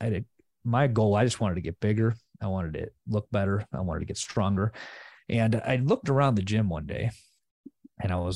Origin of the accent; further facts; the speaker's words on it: Chicago western suburbs, Illinois, United States; I'm originally from the Chicago suburbs, West suburbs